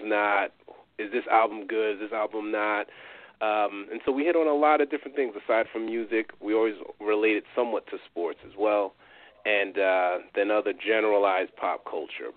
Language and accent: English; New York, United States; I'm from New York.